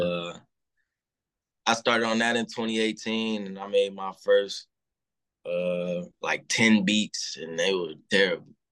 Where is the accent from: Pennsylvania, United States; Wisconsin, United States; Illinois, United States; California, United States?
Illinois, United States; Chicago; I'm from Chicago, uh, from the low end part